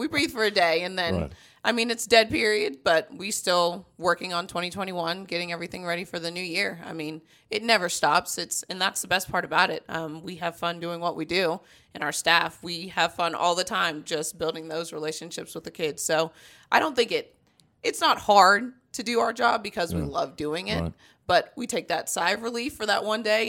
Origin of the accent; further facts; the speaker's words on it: Columbia, South Carolina, United States; Yes, Columbia, South Carolina. Yeah, my mom and my brother are still there. Right. I am a Southern girl through and through.